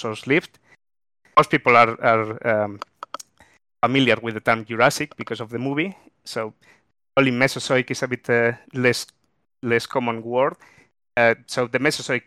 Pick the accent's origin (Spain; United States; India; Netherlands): Spain; moved away as an adult; now in Melbourne, Australia; even though I've been here for about 11 years, I'm originally from Spain